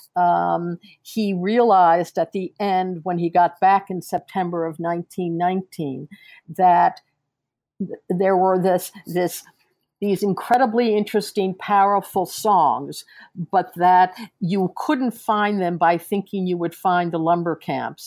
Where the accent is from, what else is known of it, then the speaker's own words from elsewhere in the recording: New York City, New York, United States; I am a New Yorker. I've I've lived in the city for 45 years. I was born in New York